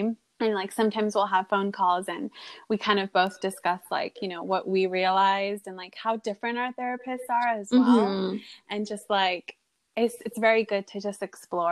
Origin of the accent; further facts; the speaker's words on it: United States; I grew up in America